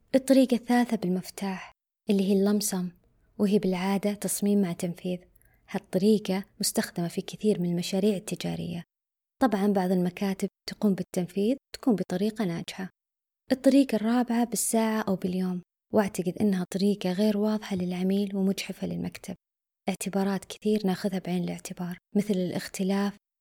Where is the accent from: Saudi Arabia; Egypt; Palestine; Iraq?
Saudi Arabia; عندنا بالسعودية